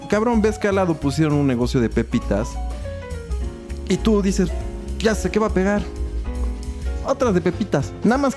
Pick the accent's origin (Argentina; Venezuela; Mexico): Mexico; Carecemos, güey. Y, y, y sí. Ok, nos incluimos.